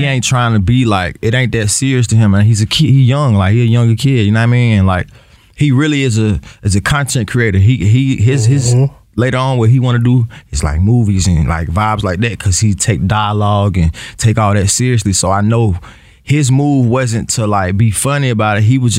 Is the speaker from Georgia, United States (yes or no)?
yes; north side of Atlanta, Georgia, United States; I still rep Atlanta, but. I'm from the North.